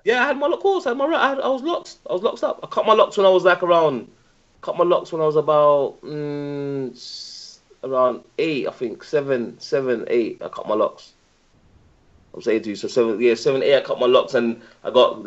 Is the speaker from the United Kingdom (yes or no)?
yes; Birmingham, West Midlands, United Kingdom; now in London, United Kingdom; I was born in Dudley Road Hospital. Um, grew up in um, Handsworth